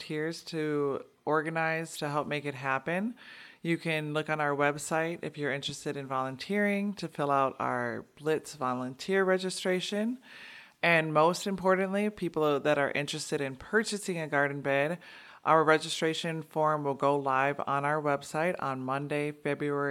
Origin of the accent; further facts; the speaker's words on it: Milwaukee, Wisconsin, United States; I'm born and raised in Milwaukee. I grew up in the 53206 neighborhood